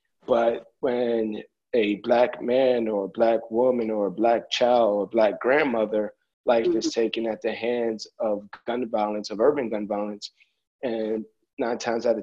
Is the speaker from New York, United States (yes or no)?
yes; New York City, New York, United States; I live in the Bronx, I grew up, I live not too far from where I grew up at in the South Bronx.